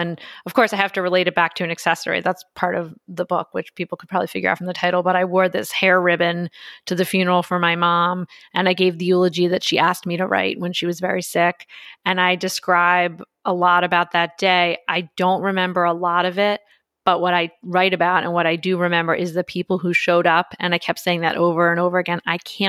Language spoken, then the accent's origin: English; Philadelphia, Pennsylvania, United States; I went to Penn undergrad, which is right near where I grew up near Philadelphia.